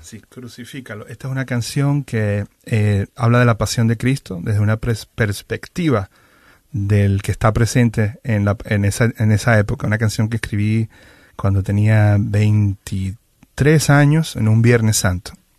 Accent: Venezuela; moved away as an adult; now in Miami, United States; soy venezolano. Eh, tengo más de 20 años ya viviendo en Miami

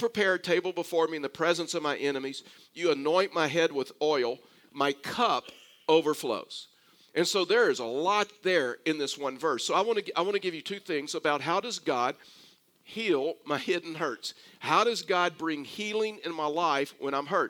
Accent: Texas, United States; accent: Texas; as a Texan

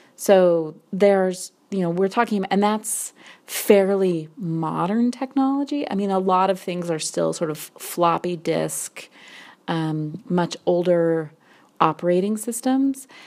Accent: Wyoming, United States; I grew up in Wyoming

